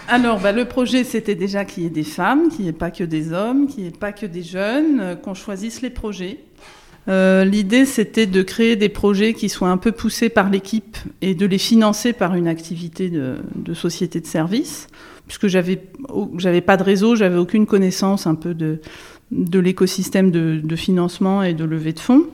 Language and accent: French; Burgundy, Bourgogne-Franche-Comté, France; Je viens d'un petit village en Bourgogne.